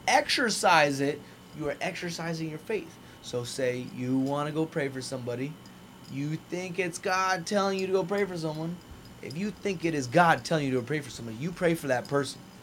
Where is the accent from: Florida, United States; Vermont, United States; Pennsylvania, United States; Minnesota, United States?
Florida, United States; Naples; being back in Naples, being my hometown